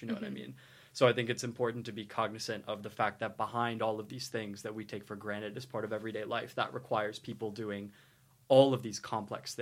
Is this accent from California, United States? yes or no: no; Lewisburg, West Virginia, United States; moved away as an adult; now in St Andrews, United Kingdom; I'm from Lewisburg, West Virginia